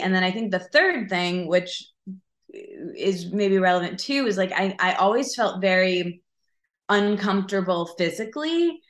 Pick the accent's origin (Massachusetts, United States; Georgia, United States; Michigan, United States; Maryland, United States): Michigan, United States; I'm from Michigan, so I grew up there